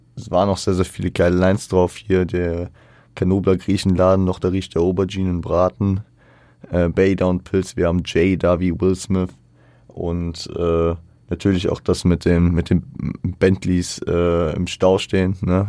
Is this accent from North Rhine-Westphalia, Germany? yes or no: no; Frankfurt, Hesse, Germany; ich als Frankfurter